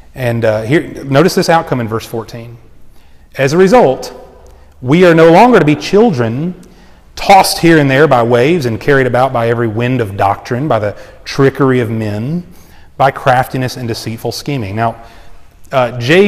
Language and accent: English; United States; I love being an American